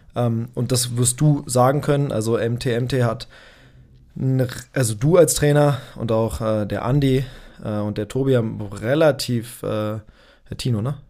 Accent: Berlin, Germany; Ich komme aus Berlin. Ich bin, äh, geboren in, äh, Berlin, aufgewachsen in Berlin

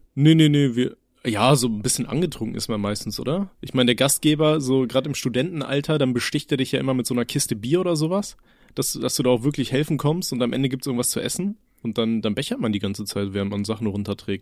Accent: Aachen, North Rhine-Westphalia, Germany; meine Mom, also wir hatten bei uns in Aachen, haben wir so ein, so ein russisches Lädchen

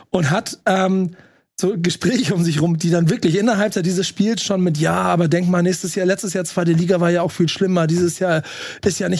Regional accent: Bremen, Germany; Also, obwohl ich als Bremer gerade im Stadion vorne war war ich krass eingenommen von dem Gesamtgefühl in diesem Stadion.

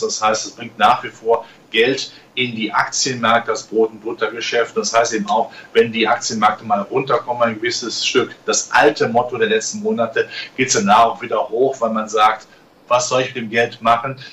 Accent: Germany; ich bin da nicht, äh, weit weg von diesen Krisengebieten groß geworden

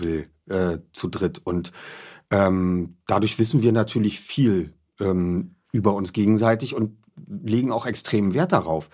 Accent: Berlin, Germany; bin Berliner, Hertha BSC, ich bin in Charlottenburg aufgewachsen

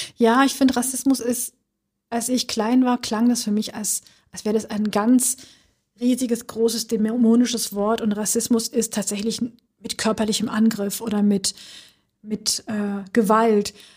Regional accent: Schwäbisch Gmünd, Baden-Württemberg, Germany; moved away as an adult; now in Berlin, Germany; dieser Ort also Schwäbisch Gmünd, wo ich groß geworden bin

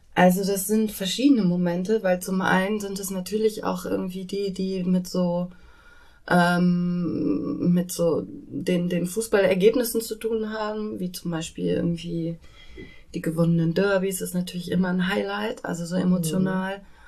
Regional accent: Bielefeld, North Rhine-Westphalia, Germany; now in Hamburg, Germany; Ich komme ursprünglich aus Bielefeld

